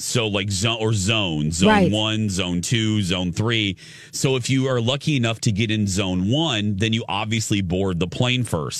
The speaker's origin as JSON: {"language": "English", "region": "Indiana", "country": "United States", "tie": "born or raised there", "also_born_or_lived": "Chicagoland area", "moved": "yes", "said": "Because we had an Aldi growing up in Indiana"}